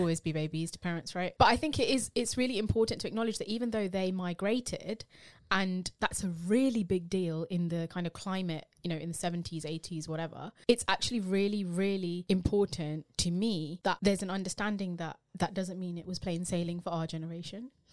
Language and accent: English; United Kingdom; being British Asian.